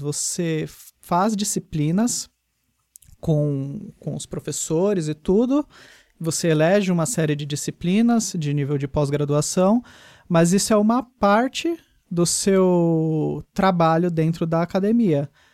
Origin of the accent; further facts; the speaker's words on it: São Paulo, Brazil; daqui de São Paulo, que é de onde eu sou?